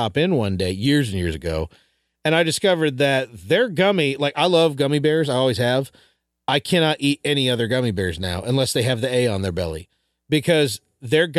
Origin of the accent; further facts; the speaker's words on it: Chicago, Illinois, United States; as a kid growing up in Chicago